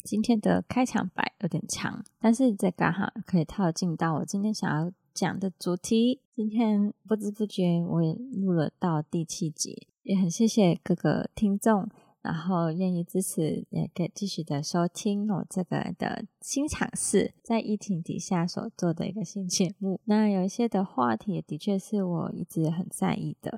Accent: Hong Kong; now in Taiwan; 我是香港人嘛

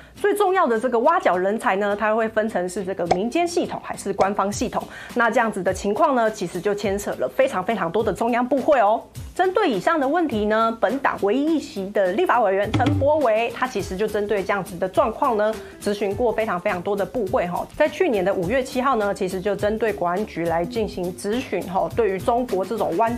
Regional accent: Taiwan; 我是台湾

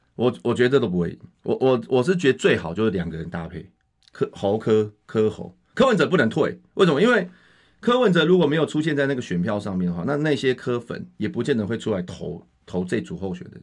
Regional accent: Taiwan; 像我们大家全部都是台湾出生、台湾长大嘛

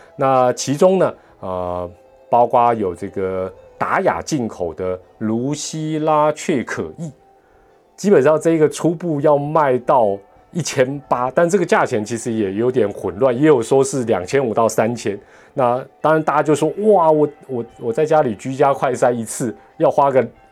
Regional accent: Taiwan; 这个钱给我们台湾人自己赚

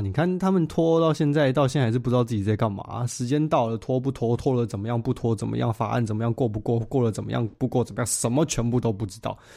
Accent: Taiwan; moved away as an adult; now in London, United Kingdom; 我是一个土生土长，讲中文长大，小时候喝福州水，拿香拜拜长大的台湾人

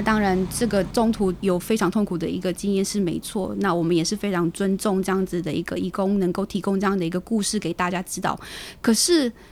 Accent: Taiwan; also born or lived in Philippines; 虽然在台湾完成我的所有的一个学校的教育，但是我的菲律宾话依旧就是还是可以

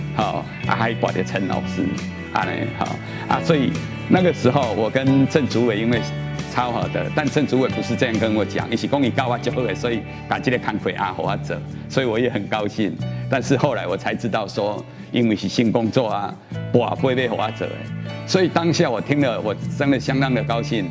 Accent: Tainan, Taiwan; 我们台南很重要的一个，一个文化资产

